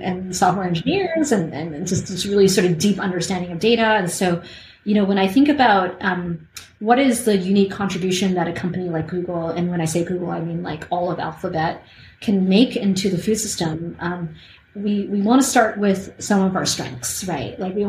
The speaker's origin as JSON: {"language": "English", "country": "Canada", "said": "I'm Canadian"}